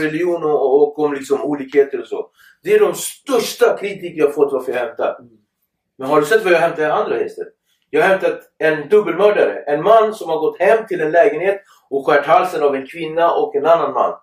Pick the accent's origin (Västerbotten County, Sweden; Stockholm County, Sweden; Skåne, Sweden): Stockholm County, Sweden; Nacka; Jag är uppväxt i Nacka